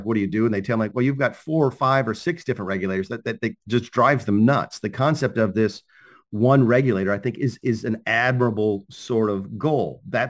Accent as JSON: {"language": "English", "town": "Charlotte", "region": "North Carolina", "country": "United States", "tie": "born or raised there", "said": "I'm from the Carolinas, and the Krispy Kreme is down at Dunkin' Donuts. I don't know where they're from, but I grew up on Krispy Kreme donuts. My son lives in Charlotte, North Carolina now, which is my hometown."}